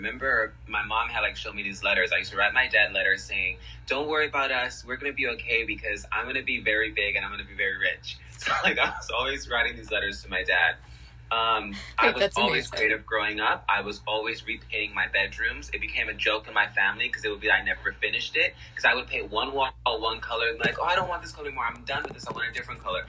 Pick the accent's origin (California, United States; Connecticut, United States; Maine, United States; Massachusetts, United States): California, United States; Los Angeles; also born or lived in New York / Milan / Paris; now in Miami Beach, United States; I'm originally from Los Angeles, but I have lived in New York, Milan, and Paris